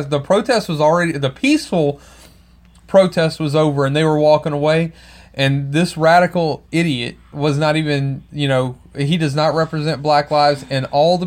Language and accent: English; Louisiana, United States; the people that I grew up with in Louisiana